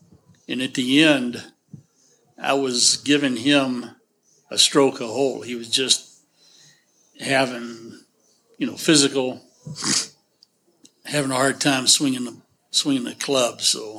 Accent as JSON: {"language": "English", "region": "Texas", "country": "United States", "said": "I'm from Texas. That's where the … comes from, and went to the University of Texas."}